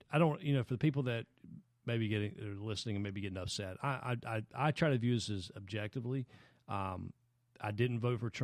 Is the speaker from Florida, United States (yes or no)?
no; Anderson, South Carolina, United States; moved away; I'm from Anderson, South Carolina, Anderson mm-hmm. County, South Carolina